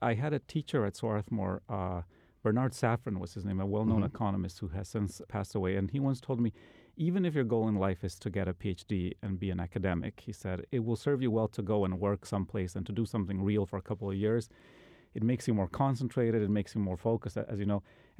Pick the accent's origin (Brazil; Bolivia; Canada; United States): Bolivia; You know, I'm originally from South America, from Bolivia.